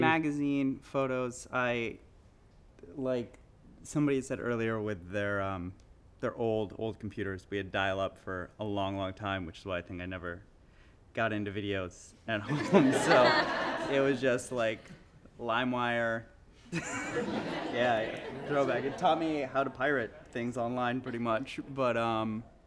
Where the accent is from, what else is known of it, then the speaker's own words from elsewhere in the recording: the South, United States; I grew up in the South, Middle Eastern family